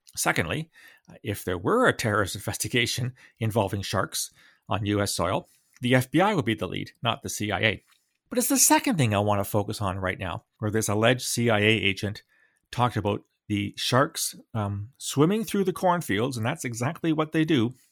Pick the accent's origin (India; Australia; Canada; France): Canada; London, Ontario; I grew up in London, Ontario, in the sixties and early seventies